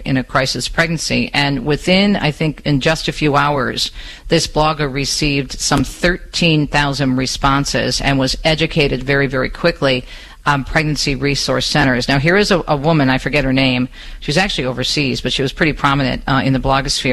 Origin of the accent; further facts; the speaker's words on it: Michigan, United States; my home state of Michigan